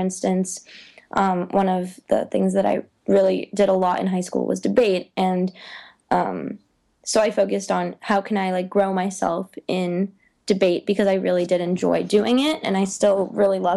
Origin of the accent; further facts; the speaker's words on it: California, United States; also born or lived in Belarus; I was born in Belarus. When I was 4, I moved to California